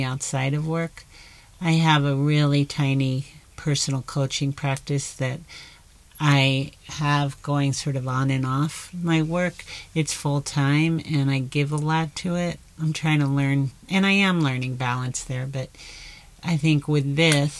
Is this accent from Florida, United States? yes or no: yes; South Florida, United States; I grew up in South Florida